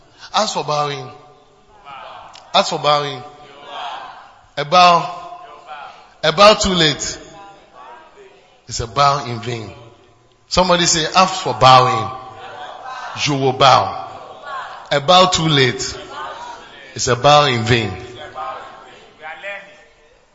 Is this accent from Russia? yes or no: no; Ghana; moved away as an adult; from Ghana